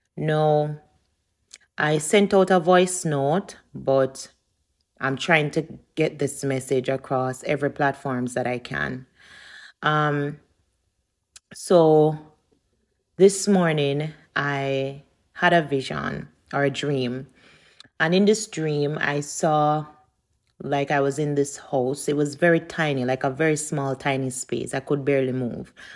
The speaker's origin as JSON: {"language": "English", "country": "Jamaica", "moved": "yes", "said": "I'm from Jamaica"}